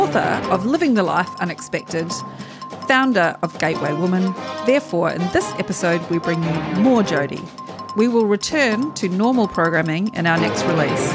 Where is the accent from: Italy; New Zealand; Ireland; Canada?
New Zealand; now in Australia; I'm a Kiwi